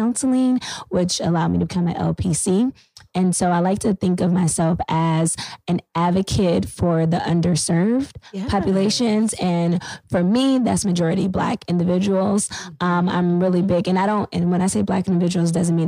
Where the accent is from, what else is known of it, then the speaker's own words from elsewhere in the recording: San Bernardino, California, United States; also born or lived in Los Angeles, California; now in Washington, DC, United States; I am from California. I was born in LA, raised in San Bernardino